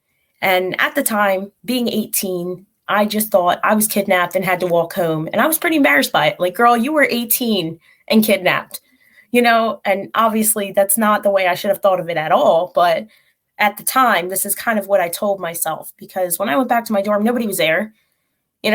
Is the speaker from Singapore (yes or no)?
no; Philadelphia, Pennsylvania, United States; moved away; I am from Philly.